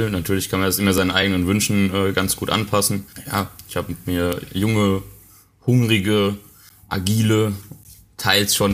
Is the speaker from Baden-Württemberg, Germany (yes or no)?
no; Bavaria, Germany; weil das auch ein bisschen mit meiner Heimat mich verbindet, weil es ist ja quasi noch so der letzte Zipfel Bayern